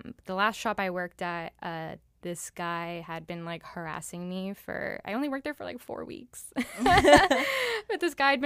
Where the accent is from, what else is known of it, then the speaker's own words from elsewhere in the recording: Miami, Florida, United States; also born or lived in New York; I was born in Miami